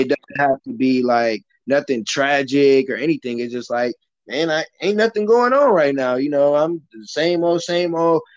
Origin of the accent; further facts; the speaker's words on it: Michigan City, Indiana, United States; I grew up in Michigan City, Indiana, so that's a small town.